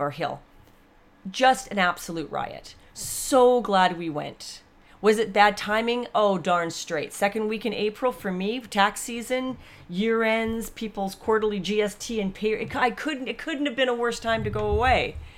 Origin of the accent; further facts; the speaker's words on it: Canada; We're Canadian.